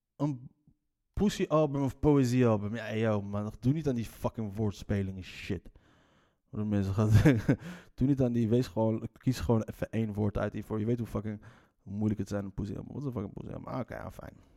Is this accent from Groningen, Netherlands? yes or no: no; Leiden, South Holland, Netherlands; accent: Leids; net als mijn Leidse accent